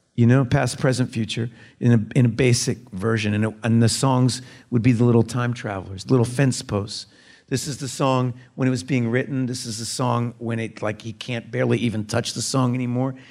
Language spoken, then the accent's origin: English; Austin, Texas, United States; I was born in Austin, Texas in nineteen seventy